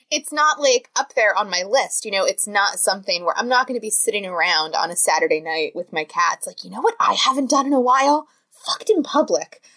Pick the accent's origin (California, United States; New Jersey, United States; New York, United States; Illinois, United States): New Jersey, United States; I'm from New Jersey